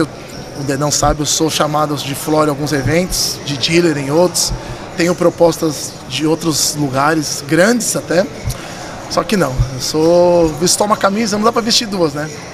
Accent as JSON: {"language": "Portuguese", "region": "São Paulo", "country": "Brazil", "tie": "born or raised there", "also_born_or_lived": "London / Paris / Barcelona", "moved": "as an adult", "said": "nasci aqui na Lapa, aqui do ladinho"}